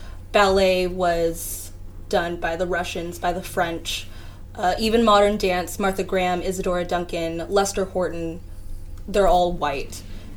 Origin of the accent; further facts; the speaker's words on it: Philippines; For me personally, as a Filipino dancer, I literally don't have any Filipino dancers that I look up to.